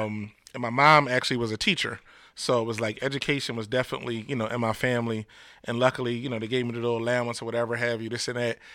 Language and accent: English; Camden, New Jersey, United States; my hometown of Camden